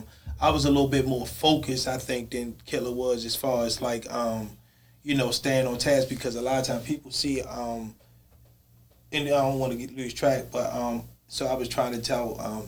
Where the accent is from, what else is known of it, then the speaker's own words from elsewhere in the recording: Baltimore, Maryland, United States; growing up in West Baltimore